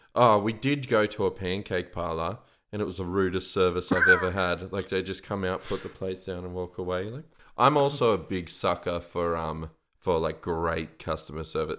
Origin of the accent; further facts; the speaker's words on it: Canberra, Australian Capital Territory, Australia; another thing about Canberrans.